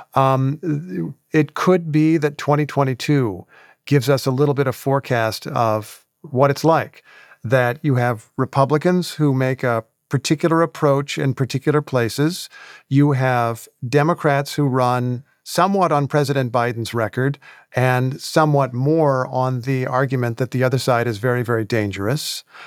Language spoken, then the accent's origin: English; Indiana, United States; moved away; I grew up in Indiana